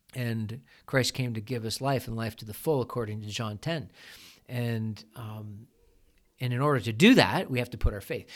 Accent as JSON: {"language": "English", "country": "Canada", "said": "we're Canadian"}